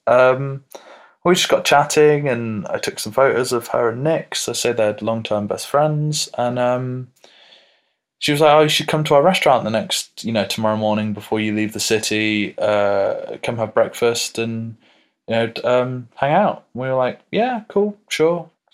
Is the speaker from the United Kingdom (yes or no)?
yes; United Kingdom; we're British